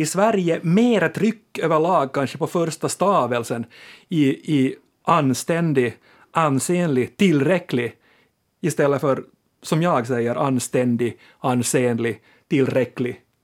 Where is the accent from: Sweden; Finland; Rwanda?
Finland; vi finlandssvenskar